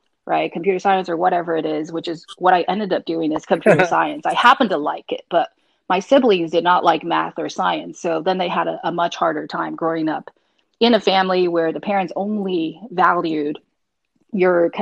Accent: Taiwan; moved away as an adult; now in United States; I grew up in Taiwan for the most part until I was age 20. Then I came to the U.S. for grad school at Stanford

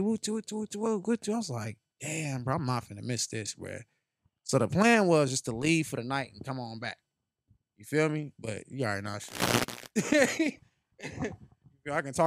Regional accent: Las Vegas, Nevada, United States; also born or lived in California; I was born in Cali, and I grew up out here in Vegas

